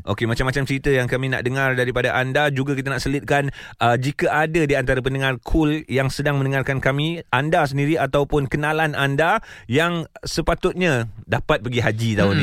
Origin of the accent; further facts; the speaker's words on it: Johor Bahru, Johor, Malaysia; kampung aku kat JB